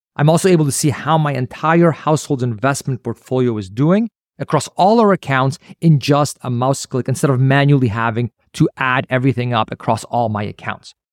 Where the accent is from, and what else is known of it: Canada